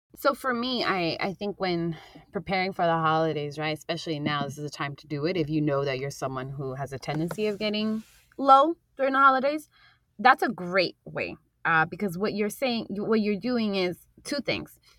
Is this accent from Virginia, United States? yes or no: no; New York City, New York, United States; I grew up in Jackson Heights, Queens